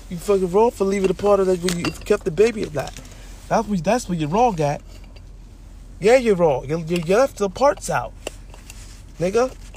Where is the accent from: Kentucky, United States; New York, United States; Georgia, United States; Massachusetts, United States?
New York, United States; I'm from New York